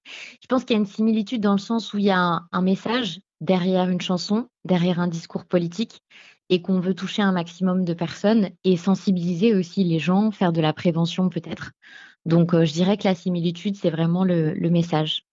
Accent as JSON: {"language": "French", "town": "Beauvais", "region": "Hauts-de-France", "country": "France", "said": "je suis originaire de Beauvais"}